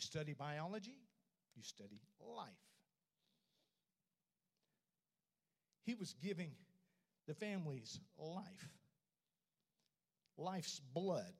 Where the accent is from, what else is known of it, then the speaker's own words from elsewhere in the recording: Oklahoma City, Oklahoma, United States; moved away; drive to Oklahoma City And that was my stomping ground